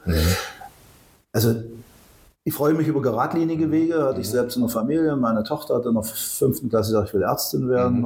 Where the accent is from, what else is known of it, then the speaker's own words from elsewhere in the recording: Köthen, Saxony-Anhalt, Germany; ich bin Urköthner, bin in Köthen geboren, habe also alle Schulen, die man so als Kind und Jugendlicher durchläuft, hier durchlaufen.